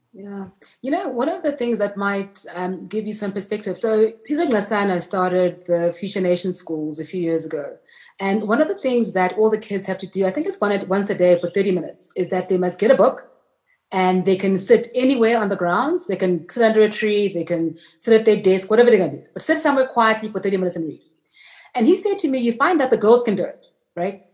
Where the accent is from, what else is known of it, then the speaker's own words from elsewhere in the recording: Soshanguve, Gauteng, South Africa; I was born in Sochanguve, which is just north of Pretoria